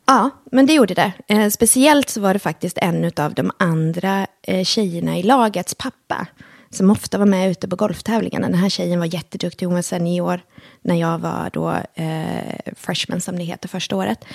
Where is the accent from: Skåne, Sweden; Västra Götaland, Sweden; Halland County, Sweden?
Halland County, Sweden; Halmstad; also born or lived in Helsingborg; vi flyttade från Helsingborg, som var eh, familjens bostad, till, eh, eller plats, till, eh, till Halmstad då, eh, när jag var fyra år gammal